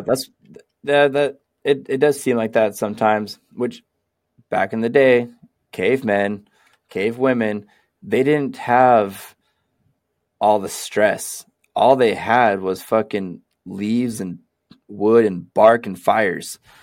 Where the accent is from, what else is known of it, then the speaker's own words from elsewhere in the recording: Sacramento, California, United States; also born or lived in Seattle; now in Portland, United States; I grew up in Sacramento too. I spent most of my childhood in Sacramento